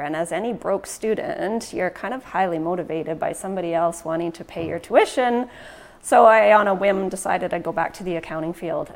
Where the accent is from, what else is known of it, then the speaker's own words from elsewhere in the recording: Prince George, British Columbia, Canada; also born or lived in Ontario; I was born and raised in Prince George.